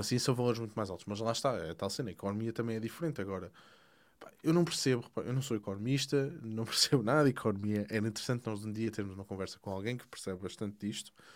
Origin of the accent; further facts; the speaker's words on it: Portugal; moved away; eu sou, eu sou português, estou cá fora